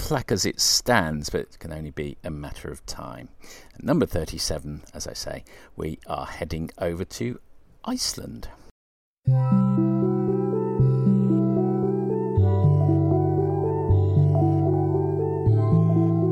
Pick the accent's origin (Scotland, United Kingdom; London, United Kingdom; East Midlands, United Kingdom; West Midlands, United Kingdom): West Midlands, United Kingdom; Coventry; 37 was the name of the house on Grasmere Avenue where I grew up in Coventry